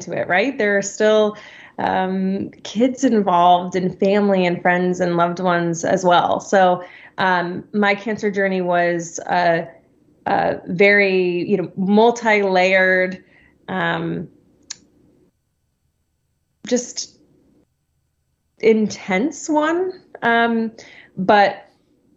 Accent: Connecticut, United States; moved away as an adult; also born or lived in New York City; Born and raised in Connecticut, a pretty small cow town over there, and spent the last 4 years or so in New York City

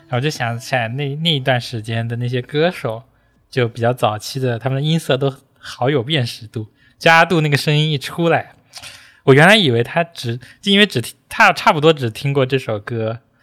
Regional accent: Beijing, China; 我小时候在北京上学

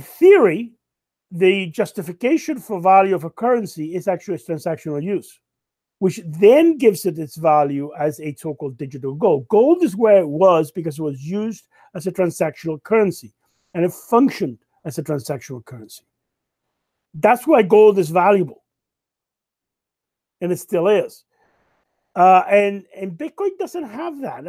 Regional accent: Canada; as a Canadian

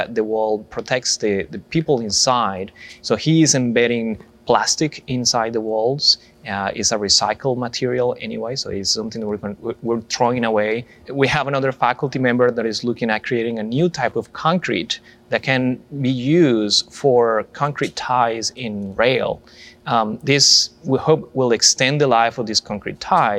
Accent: Colombia; moved away as an adult; now in United States; I'm originally from Colombia

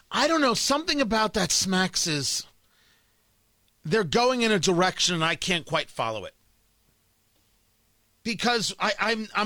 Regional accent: New York City, New York, United States; I came from Brooklyn.

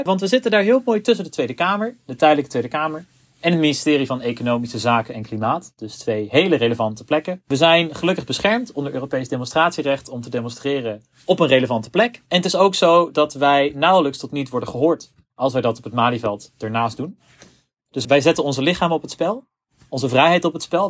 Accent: Zutphen, Gelderland, Netherlands; in Zutphen, waar ik vandaan kom.

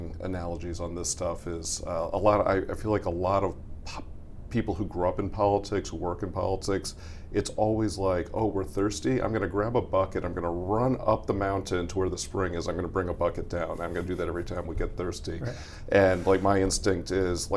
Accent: Arizona, United States; I grew up in Arizona

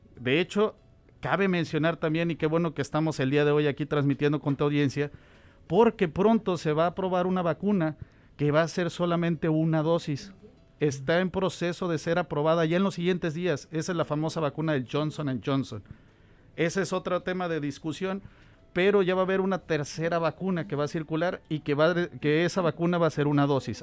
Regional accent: Tuxpan, Veracruz, Mexico; moved away as an adult; also born or lived in Nebraska, United States; now in Omaha, United States; Soy mexicano, originario de Veracruz.

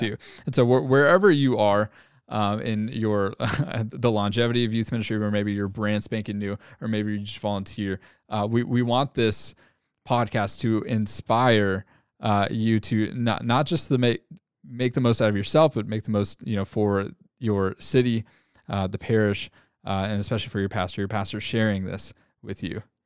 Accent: Arlington, Texas, United States; now in Grapevine, United States; born and raised in the Arlington, Texas area, but I live, uh, in Grapevine

